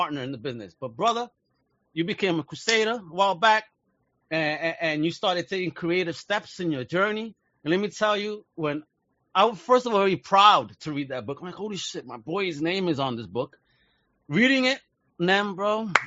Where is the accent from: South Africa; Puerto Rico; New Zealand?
Puerto Rico; now in United States; in Puerto Rico, I remember growing up, and my uncles used to have Tintin comics all over the place